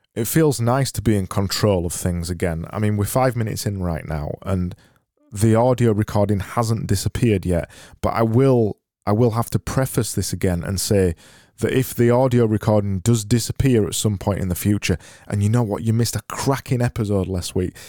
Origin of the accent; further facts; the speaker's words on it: United Kingdom; I'm British